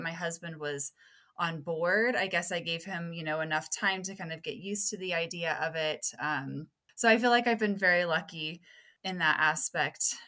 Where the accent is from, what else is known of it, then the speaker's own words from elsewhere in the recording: Las Vegas, Nevada, United States; I'm from Las Vegas, Nevada, and I live with my husband and my two